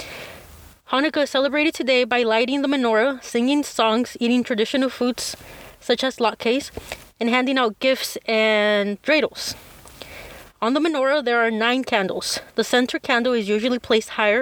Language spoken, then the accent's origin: English; Mexico; I was born in Mexico, spend most of my life here